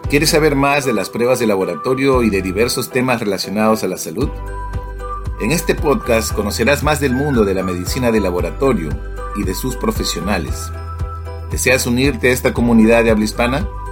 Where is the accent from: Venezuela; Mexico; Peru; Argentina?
Peru